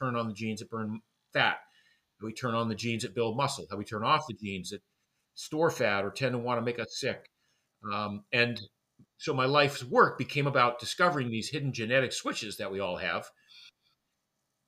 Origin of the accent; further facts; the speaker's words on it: Maine, United States; I grew up in Maine. I grew up in a small fishing village in Maine.